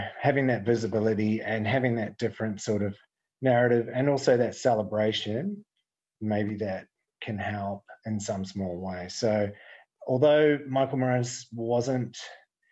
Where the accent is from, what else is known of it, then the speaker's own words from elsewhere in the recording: New Zealand; moved away as an adult; I grew up in New Zealand in the 70s and 80s